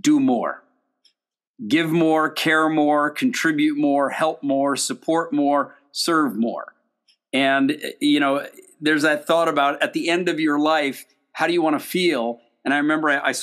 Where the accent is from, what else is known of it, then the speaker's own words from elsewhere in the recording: United States; also born or lived in Europe; I was born in the United States